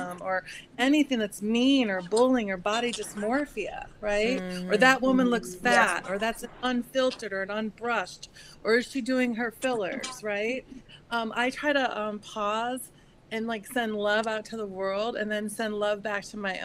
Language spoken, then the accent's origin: English; Midwest, United States; now in Manhattan Beach, United States; I grew up in the Midwest